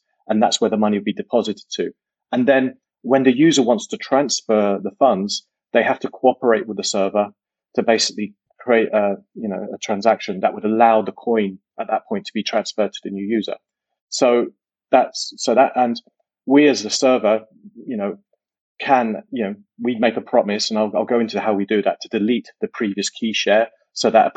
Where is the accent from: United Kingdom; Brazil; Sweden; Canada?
United Kingdom; also born or lived in Silicon Valley, United States; I'm British, but I spent some time in the US, worked in Silicon Valley, then moved back to the UK